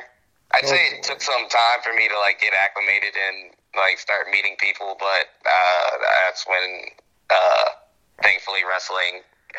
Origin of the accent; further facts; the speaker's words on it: Virginia, United States; moved away as an adult; also born or lived in Brooklyn, New York; now in Wisconsin, United States; The first half of my childhood I spent in New York, then my family moved to Virginia, and about 5 years ago I just decided to pick up my stuff and move somewhere I had never been, and Wisconsin was a choice.